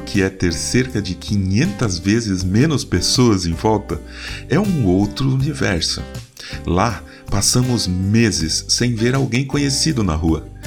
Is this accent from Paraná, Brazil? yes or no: no; São Paulo, Brazil; moved away as an adult; now in Mairinque, Brazil; Eu nasci em São Paulo, a quinta cidade mais populosa do mundo, com cerca de 22 milhões de habitantes. Vivi grande parte da minha vida lá. Cresci, estudei, trabalhei, casei.